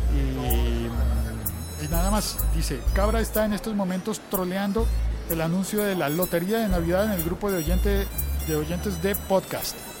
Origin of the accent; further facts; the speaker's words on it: Colombia; así somos los colombianos